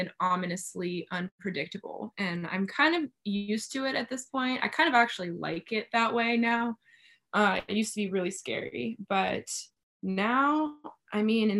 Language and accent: English; Bulgaria; also born or lived in Cuba; I grew up in Bulgaria and Cuba, so we didn't have like Reese's peanut butter cups and stuff like that.